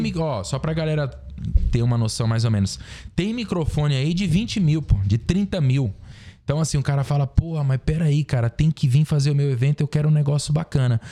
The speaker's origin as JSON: {"language": "Portuguese", "town": "Xinguara", "region": "Pará", "country": "Brazil", "tie": "born or raised there", "also_born_or_lived": "Mineiros, Goiás (born) / Goiânia", "moved": "yes", "said": "depois eu fui pro Pará, para essa cidade de Xinguara, que é onde eu fui criado. Minha vida inteira, meus, meus melhores amigos, minha infância, passei tudo lá"}